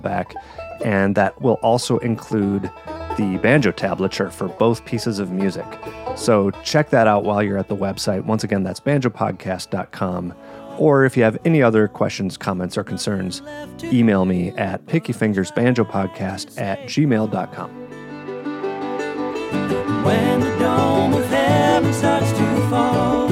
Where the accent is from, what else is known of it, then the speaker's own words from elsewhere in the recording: Ferndale, Michigan, United States; my hometown venue, Otis Supply in Ferndale, Michigan.